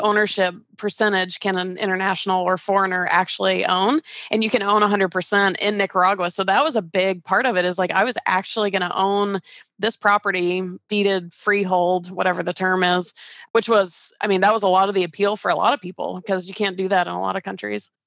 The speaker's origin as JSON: {"language": "English", "town": "Atlanta", "region": "Georgia", "country": "United States", "tie": "born or raised there", "also_born_or_lived": "California", "moved": "as an adult", "said": "I grew up in Georgia and I started working for that company in Georgia and I took a job transfer for this really cool, like even more dream job version and moved to California"}